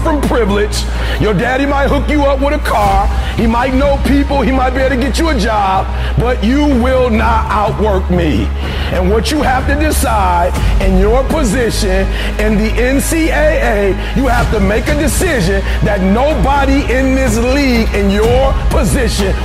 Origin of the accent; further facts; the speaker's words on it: Detroit, Michigan, United States; I'm from Detroit, homeless